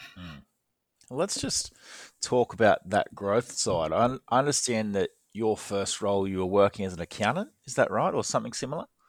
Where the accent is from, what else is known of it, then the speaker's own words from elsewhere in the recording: Australia; moved away; I'm from Australia